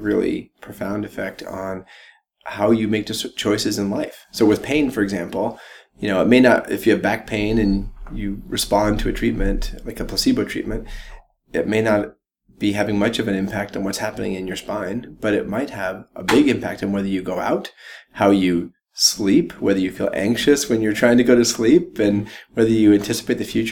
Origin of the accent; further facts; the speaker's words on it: Jackson, Wyoming, United States; now in Boulder, United States; I grew up first in Jackson Hole, Wyoming. So my parents moved there so that we could all ski